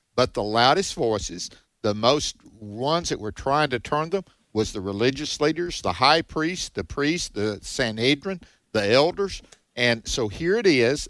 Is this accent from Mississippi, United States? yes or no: yes; Mississippi, United States; Mississippi, my home state